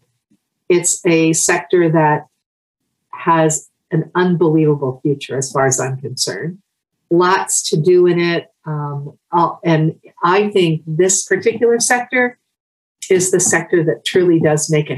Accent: central Pennsylvania, United States; also born or lived in Pittsburgh, Pennsylvania; I was born out in the Pittsburgh area and then moved to central Pennsylvania. So I've been here most of my life.

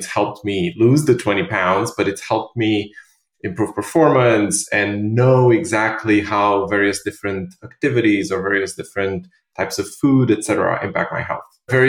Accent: Romania; also born or lived in London; now in New York, United States; so I'm originally from Romania and I lived in London for many years with my previous startup. And then I moved to New York in 2016.

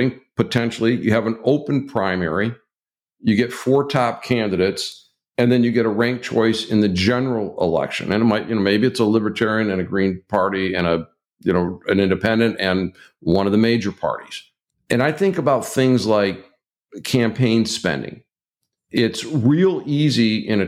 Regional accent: Michigan, United States; my home state of Michigan

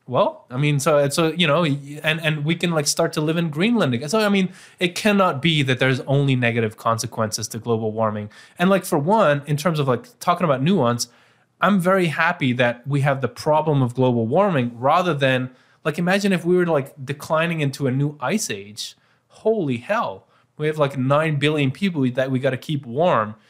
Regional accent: Bruges, Flanders, Belgium; my hometown Bruges

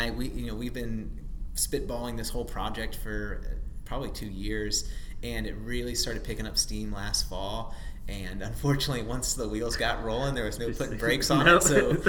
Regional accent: Frederick, Maryland, United States; moved away as an adult; also born or lived in Ashburn, Virginia / Charlotte, North Carolina; now in North Carolina, United States; I'm from Frederick, Maryland.

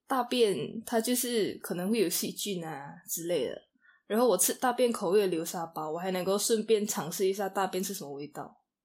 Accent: Kuching, Sarawak, Malaysia; 我会选择古之影也是，对啊。因为家里就最舒服啊。朋友也在这里啊，家人也在这里

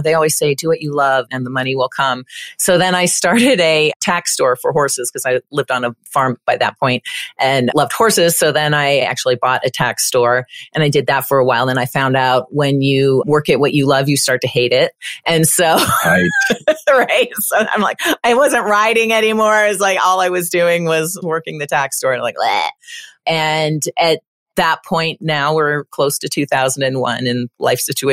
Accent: Windsor, Ontario, Canada; moved away as an adult; also born or lived in Kitchener-Waterloo, Canada / British Columbia, Canada / Florida, United States; now in Colorado, United States; I'm Canadian. I was born in Canada and actually lived in Windsor for a very long time.

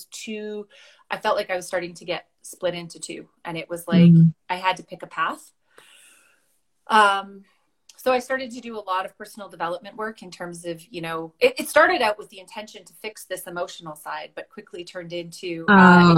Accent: Westlock, Alberta, Canada; I grew up on a farm north of Westlock

